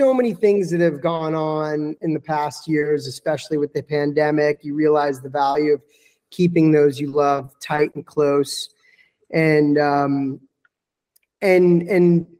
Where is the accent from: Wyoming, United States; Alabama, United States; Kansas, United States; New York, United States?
New York, United States; moved away as an adult; also born or lived in California; now in Piedmont, Italy; I'm from New York